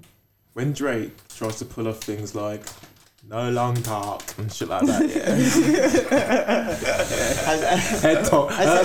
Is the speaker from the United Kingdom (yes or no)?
yes; United Kingdom; accent: British; But with our British accents, right?